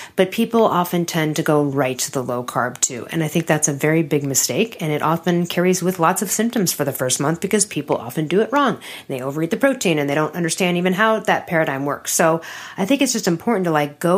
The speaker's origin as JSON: {"language": "English", "town": "Chicago", "region": "Illinois", "country": "United States", "tie": "born or raised there", "said": "growing up in Chicago"}